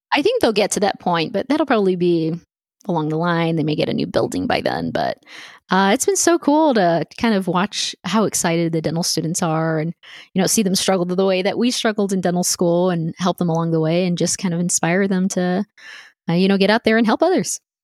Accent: El Paso, Texas, United States; also born or lived in Houston, Texas; growing up in El Paso, we're, we're a border town

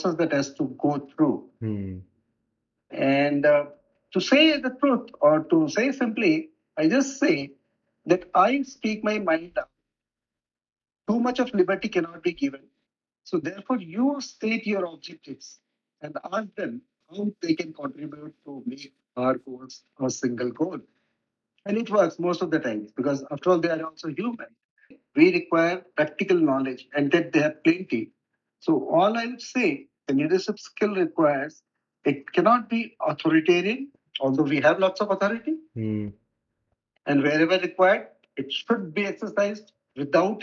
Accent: Assam, India; moved away as an adult; also born or lived in Jammu and Kashmir; in the particular area in my home state, that is Assam

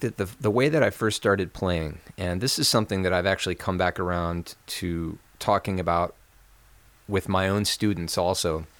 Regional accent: Lexington, Kentucky, United States; I grew up in Lexington, Kentucky, which is right in the middle of Kentucky

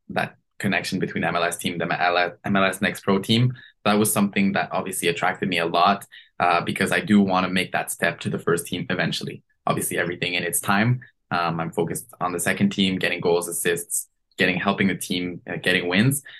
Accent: Canada; as a Canadian

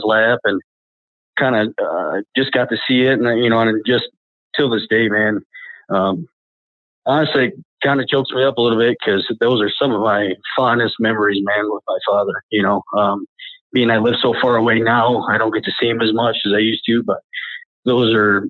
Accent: Flint, Michigan, United States; moved away as an adult; I grew up in Flint, Michigan. I was born and raised there

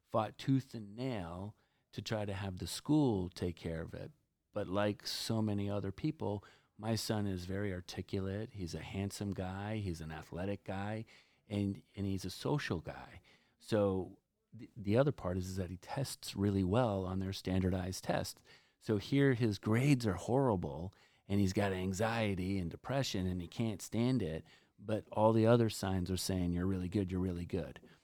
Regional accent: New Jersey, United States; right now we're in Cape Cod, and I'm from New Jersey.

